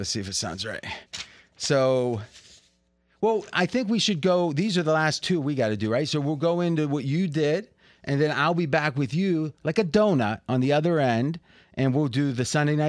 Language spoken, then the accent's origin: English; Ohio, United States; I swear, I grew up in Ohio.